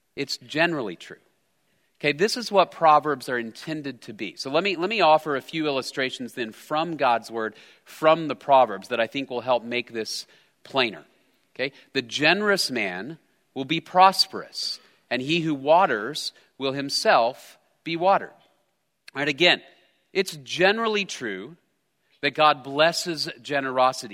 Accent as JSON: {"language": "English", "region": "Texas", "country": "United States", "tie": "born or raised there", "said": "I'm a, I'm a Texan raised by Texans. I grew up in Texas"}